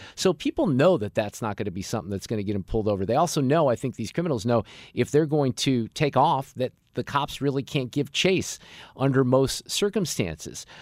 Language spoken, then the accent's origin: English; Chesterfield, Missouri, United States; These were West County folks mainly, right, where I grew up out in Baldwin and Chesterfield.